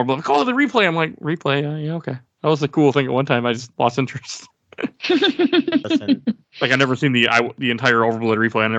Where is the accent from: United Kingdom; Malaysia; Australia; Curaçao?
Malaysia; English is a second language; I always bring my dictionary because I don't understand some English words because I'm Malaysian.